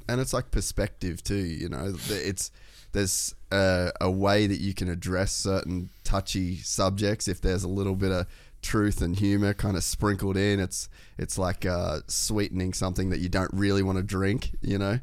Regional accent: Cairns, Queensland, Australia; I grew up in Cairns

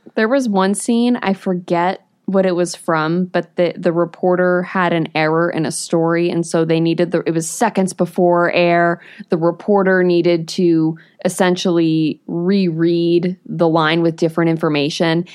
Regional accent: New England, United States; I grew up in New England when all of this stuff was coming out

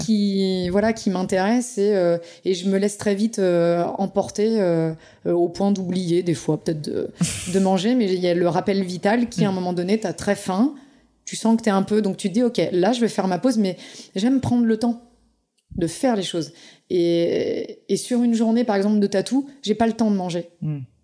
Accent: Pays de la Loire, France; je suis du Saumurois

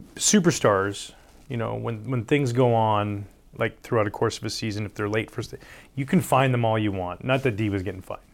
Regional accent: Canada; growing up in Canada

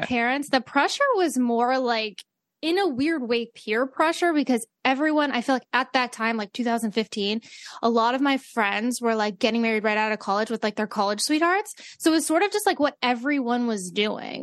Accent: Great Falls, United States; We're both from Great Falls.

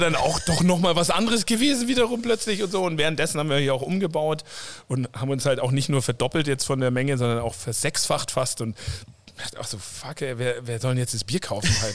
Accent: south of Munich, Bavaria, Germany; moved away as an adult; also born or lived in Coburg / Vancouver; ich selber bin eigentlich äh, aus dem Süden von München, da aufgewachsen

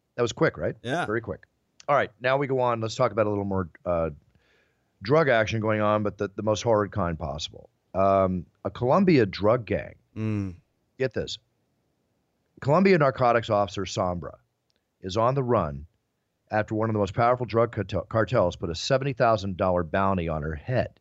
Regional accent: Malibu, California, United States; growing up in Malibu since 1972

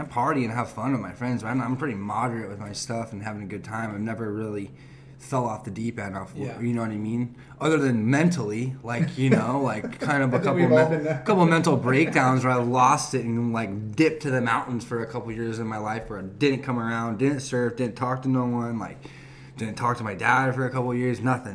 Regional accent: Huntington Beach, California, United States; also born or lived in Murrieta, California / Canyon Lake, California; I dealt with so many different mix of different kids growing up in Huntington Beach

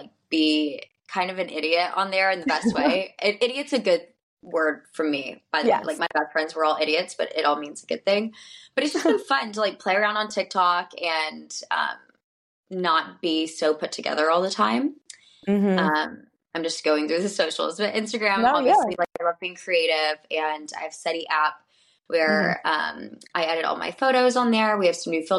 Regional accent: Birmingham, Alabama, United States; I'm from Alabama

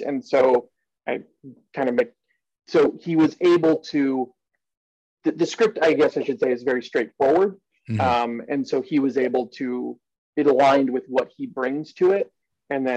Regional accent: East Coast, United States; accent: East Coast; my East Coast accent

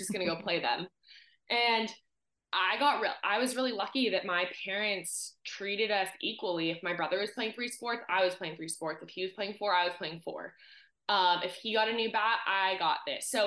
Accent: Southern California, United States; growing up in Southern California, you just have access to year-round sports and being outside

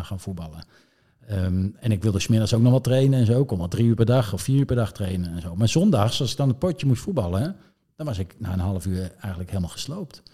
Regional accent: Zeist, Utrecht, Netherlands; Ik, ik kom eigenlijk uit Zeist. Ik ben wel zwaar geboren in Utrecht, maar in Zeist.

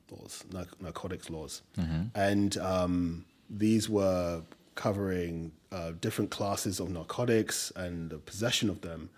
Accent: England, United Kingdom; accent: English; also born or lived in Nigeria; now in New York, United States; my English accent

